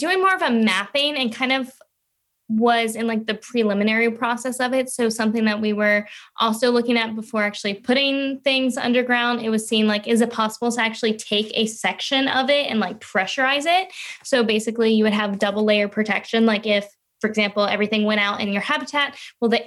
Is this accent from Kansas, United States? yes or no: no; Louisiana, United States; moved away as an adult; now in Florida, United States; I'm originally from Louisiana, but I moved to Florida once I started college